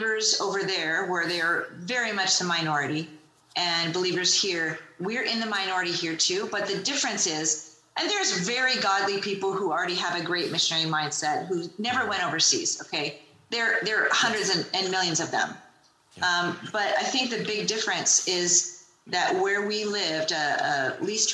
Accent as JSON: {"language": "English", "country": "United States", "said": "I love being an American"}